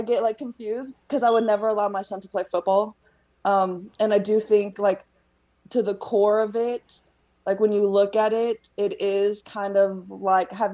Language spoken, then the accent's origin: English; Texas, United States; I was raised in Texas